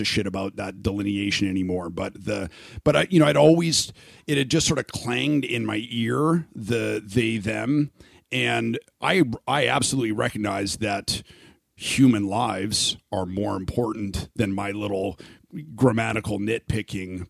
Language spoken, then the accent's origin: English; Canada; now in Phoenix, United States; I'm Canadian